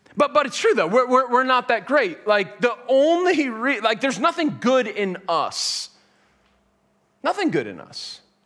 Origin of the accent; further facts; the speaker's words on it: Boston, Massachusetts, United States; I grew up in Boston